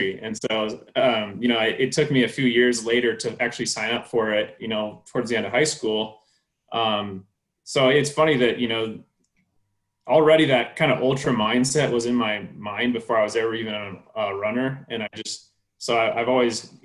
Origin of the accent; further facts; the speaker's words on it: Iowa, United States; When I was a kid, I grew up in Iowa, where it's like flat and cornfields and there's no mountains.